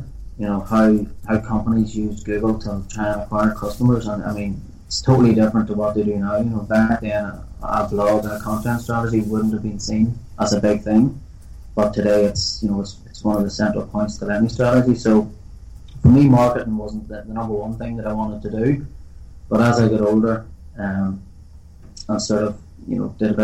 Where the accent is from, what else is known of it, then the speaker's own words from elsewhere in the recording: Northern Ireland, United Kingdom; most young fellas growing up in Northern Ireland, kicking a ball around the streets